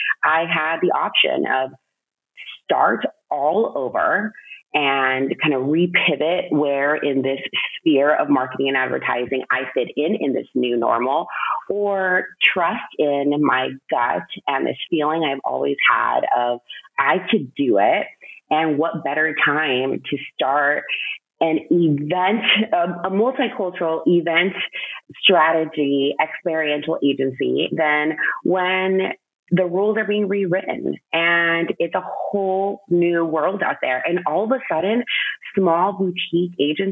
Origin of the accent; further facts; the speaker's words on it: United States; first generation Mexican American